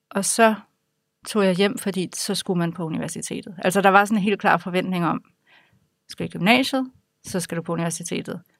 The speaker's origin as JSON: {"language": "Danish", "town": "Aarhus", "region": "Central Denmark Region", "country": "Denmark", "tie": "born or raised there", "said": "Jeg er vokset op i Aarhus øh, med to gymnasielærerforældre."}